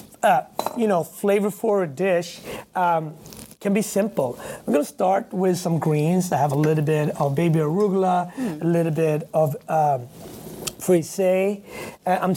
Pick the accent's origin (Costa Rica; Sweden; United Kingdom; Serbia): Sweden; also born or lived in Harlem, New York; now in New York, United States; I grew up in Sweden with my grandmother